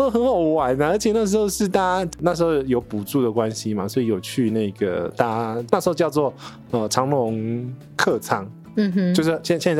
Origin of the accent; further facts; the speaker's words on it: United States; 哦，我现在不会，因为我是我是美国人来着。